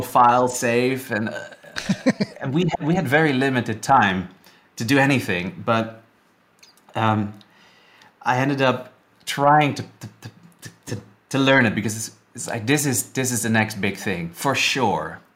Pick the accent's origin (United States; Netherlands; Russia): Netherlands; moved away as an adult; also born or lived in Vancouver; I'm from the Netherlands originally